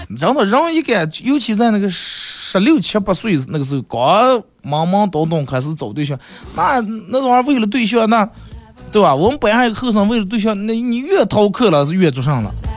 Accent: northern China, China; 小时候在咱们这儿过冬

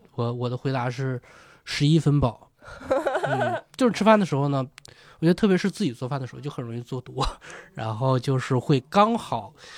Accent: northeastern China, China; moved away; 我老家是东北的，也，也下雪

